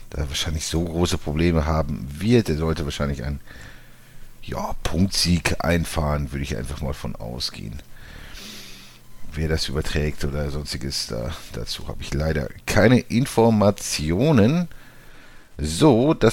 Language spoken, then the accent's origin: German; Frankfurt, Hesse, Germany; Also als, als, als, als Frankfurter Jung, so zu Hause in Frankfurt, wäre vielleicht ein bisschen mehr schon, schon möglich so, ne?